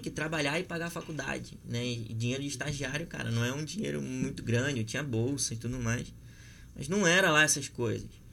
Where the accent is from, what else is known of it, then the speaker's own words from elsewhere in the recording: Rio de Janeiro, Brazil; eu também sou nascido e criado na Zona Oeste